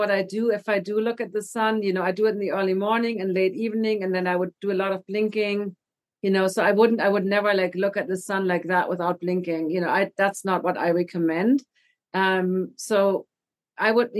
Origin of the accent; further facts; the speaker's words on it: Germany; moved away; I'm from Germany.